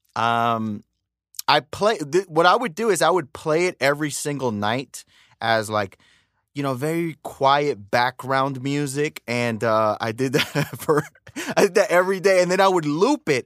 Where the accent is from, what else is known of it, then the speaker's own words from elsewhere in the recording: the same area as Pop Smoke, New York, United States; also born or lived in Dominican Republic (ancestry); We're from the same area. And, uh, I'm a Dominican. I'm American from Dominican parents.